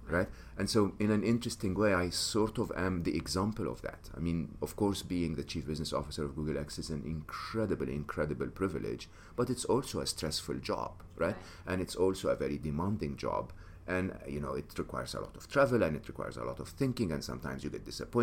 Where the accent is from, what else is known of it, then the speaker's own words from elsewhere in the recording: Egypt; moved away; I'm an Egyptian. I was born and raised in Egypt.